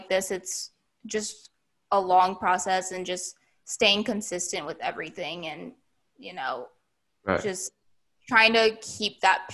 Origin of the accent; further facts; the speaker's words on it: United States; me being Asian American